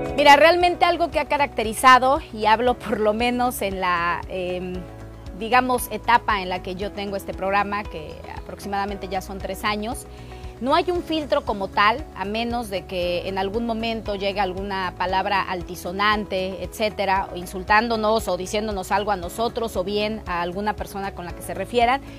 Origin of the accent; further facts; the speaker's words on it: Mexico City, Mexico; nací en la Ciudad de México